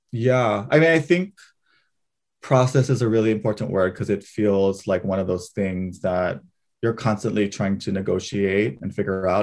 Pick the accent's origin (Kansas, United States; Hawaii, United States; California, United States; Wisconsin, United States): Hawaii, United States; moved away as an adult; being fourth generation Japanese in Hawaii